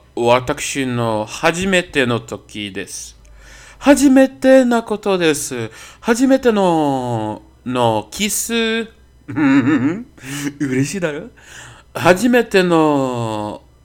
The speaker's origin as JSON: {"language": "Japanese", "country": "Brazil", "second_language": "Japanese", "said": "私はブラジル人です。"}